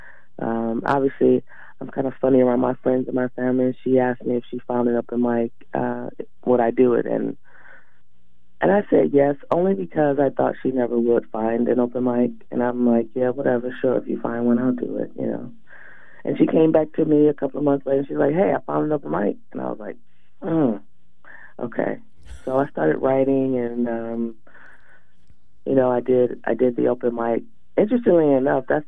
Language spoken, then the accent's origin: English; Detroit, Michigan, United States; moved away; I'm originally from Detroit.